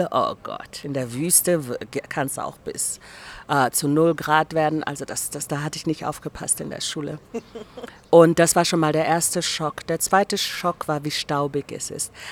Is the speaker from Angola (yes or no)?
yes; Angola; born there; Ich war nicht auf Namibia eingestellt. Ich bin in Angola geboren worden. Meine Eltern sind damals äh, im Krieg für die Unabhängigkeit nach Angola gezogen